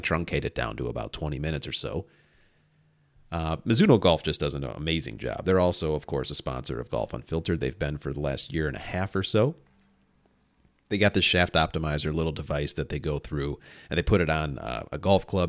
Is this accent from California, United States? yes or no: no; near Oak Brook, Illinois, United States; born or raised there